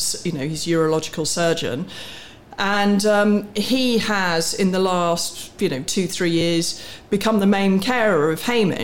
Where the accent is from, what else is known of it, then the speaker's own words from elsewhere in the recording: Warwick, West Midlands, United Kingdom; I was born on a farm in Warwickshire. I went to school in Warwick. I have three siblings. I'm the youngest of four.